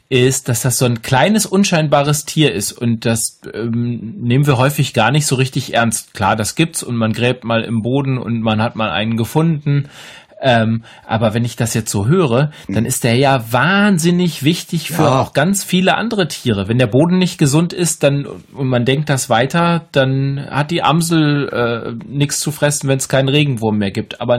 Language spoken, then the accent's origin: German; Bremen, Germany; Aber ich komme ja aus Bremen und ja.